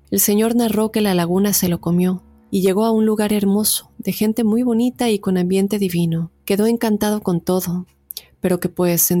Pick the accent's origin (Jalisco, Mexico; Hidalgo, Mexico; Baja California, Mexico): Hidalgo, Mexico; Tulancingo; Yo soy de Tulancingo, Hidalgo, México una ciudad vieja, ya que cuenta con asentamientos prehistóricos y se cree que son muy viejos.